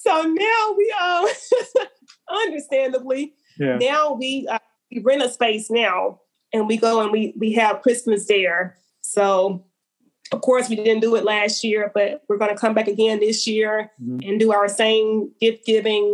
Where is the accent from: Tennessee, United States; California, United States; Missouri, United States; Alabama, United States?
Alabama, United States; So I have nothing negative to say about my home state.